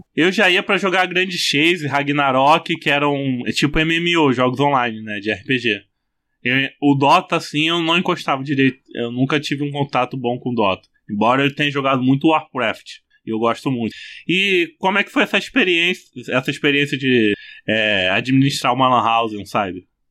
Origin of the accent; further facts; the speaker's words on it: interior of Rio de Janeiro, Brazil; já sou do interior do Rio de Janeiro.